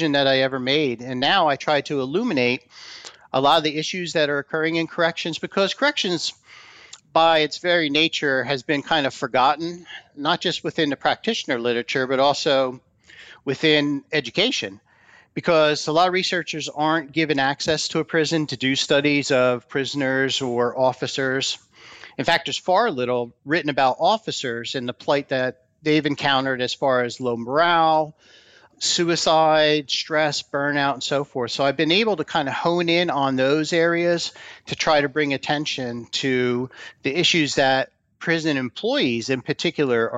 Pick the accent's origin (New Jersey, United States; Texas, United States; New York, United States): New Jersey, United States; moved away as an adult; went back to my home state of New Jersey